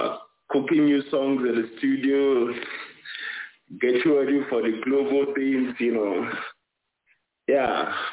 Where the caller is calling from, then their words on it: South Africa; I'm calling from Africa, South Africa.